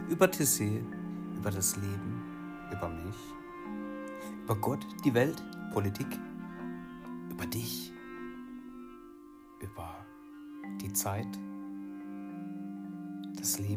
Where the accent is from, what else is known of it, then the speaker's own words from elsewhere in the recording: Achkarren, Baden-Württemberg, Germany; Hier in Achkare, wo ich herkomme, den Ort, den ich liebe